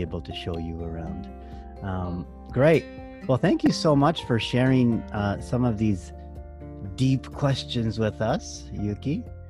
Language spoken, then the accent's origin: English; Moose Jaw, Saskatchewan, Canada; I'm from Saskatchewan